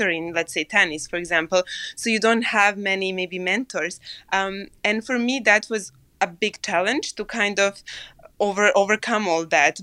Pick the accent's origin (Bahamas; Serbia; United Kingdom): Serbia; moved away; I came from Serbia